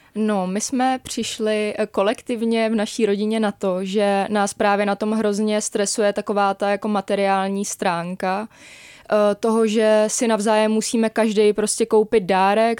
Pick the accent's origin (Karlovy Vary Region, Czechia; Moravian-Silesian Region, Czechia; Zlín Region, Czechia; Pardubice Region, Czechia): Karlovy Vary Region, Czechia; Aš; moved away; jak jsem z Aše, a moc tam nebejvám